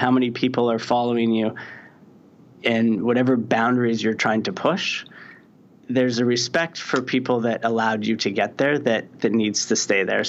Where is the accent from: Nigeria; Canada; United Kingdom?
Canada; Saskatoon, Saskatchewan; moved away; I'm from Saskatoon, Saskatchewan. It's a small city. I think maybe there's 300,000 people now, but there was probably 200,000 when I was growing up there